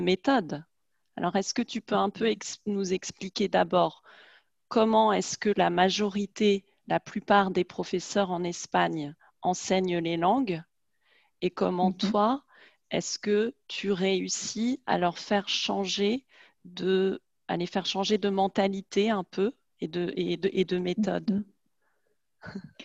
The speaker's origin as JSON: {"language": "French", "country": "France", "said": "on est française, on a la même culture"}